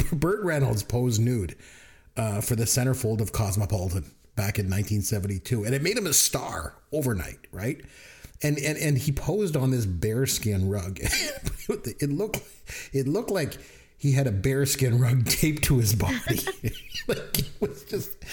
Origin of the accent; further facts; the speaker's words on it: Canada; I'm Canadian